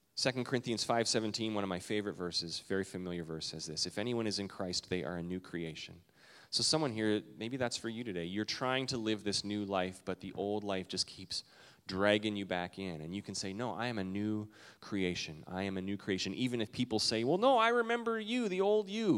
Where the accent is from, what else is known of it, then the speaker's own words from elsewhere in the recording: Canada; now in United States; I'm Canadian